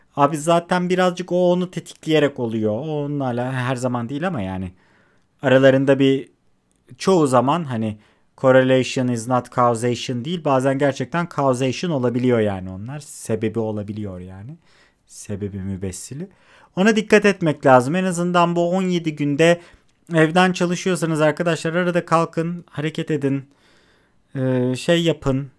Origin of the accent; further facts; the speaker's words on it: İzmir, Turkey; ben İzmir'de doğmuş büyümüş